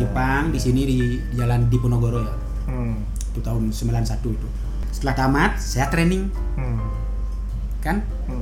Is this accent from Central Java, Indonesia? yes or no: no; Gianyar Regency, Bali, Indonesia; di desa saya